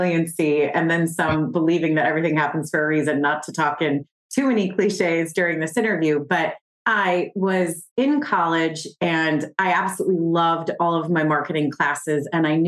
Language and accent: English; outside of Chicago, Illinois, United States; growing up outside of Chicago